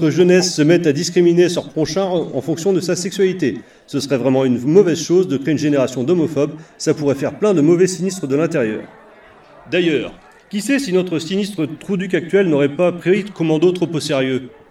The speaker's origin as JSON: {"language": "French", "region": "Normandy", "country": "France", "said": "je suis normand."}